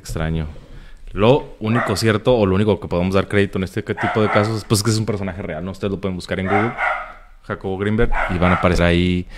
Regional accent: Tijuana, Baja California, Mexico; Somos de Tijuana

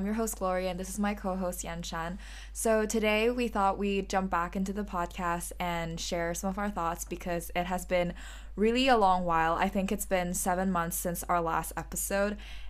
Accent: Malaysia; now in London, United Kingdom; I'm a third-year architecture student studying at the Bartlett as well, and I'm originally from Malaysia.

